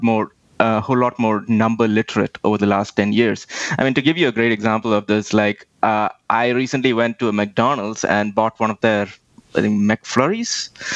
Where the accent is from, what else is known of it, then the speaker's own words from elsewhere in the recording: Delhi, India; I grew up in India, and I don't know if you've ever visited there, but anybody who's been there, pollution suddenly comes to the top of your mind, especially if you lived in Delhi like I did